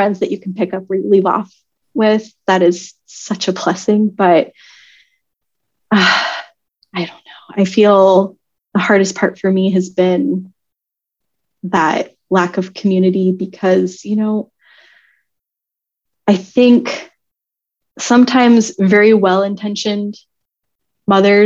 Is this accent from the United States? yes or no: yes; California, United States; moved away; we're from California